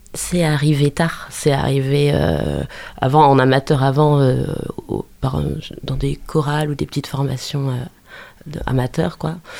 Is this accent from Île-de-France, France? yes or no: no; Angers, Pays de la Loire, France; je suis du terroir. Je suis né à Angers. je suis né à Angers, euh, dans, au quartier Montplaisir. Et puis ensuite, j'ai vécu toujours dans, autour d'Angers, oui.